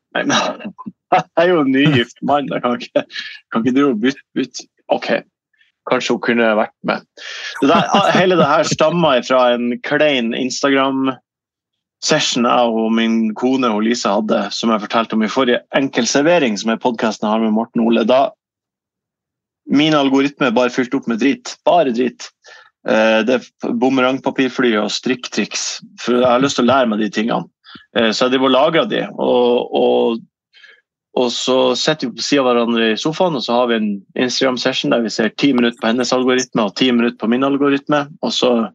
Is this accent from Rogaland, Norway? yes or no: no; Ørnes, Nordland, Norway; also born or lived in Bodø; now in Eastern Norway; så flytta vi til Ørnes, jeg og min far. Eh, og min, mine søsken også, selvfølgelig, og min, min mor, eh, da jeg var syv